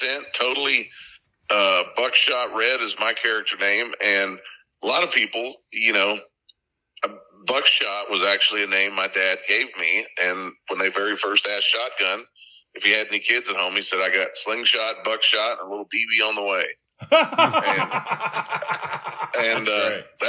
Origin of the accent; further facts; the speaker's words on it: Crosby, Minnesota, United States; also born or lived in Brainerd, Minnesota / Branson, Missouri; now in Nashville, United States; I was born in Crosby, Minnesota